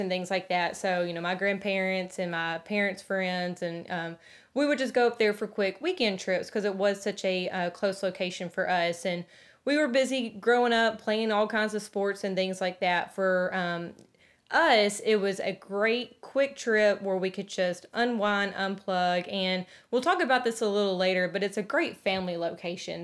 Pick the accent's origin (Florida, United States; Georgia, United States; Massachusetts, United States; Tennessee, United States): Tennessee, United States; Middle; growing up in Middle Tennessee, it was such a quick trip for our family